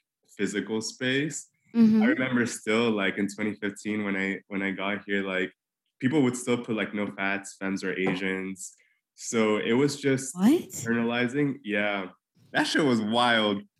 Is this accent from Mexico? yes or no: yes; Mexico City, Mexico; moved away as an adult; now in New York City, United States; I grew up in Mexico City.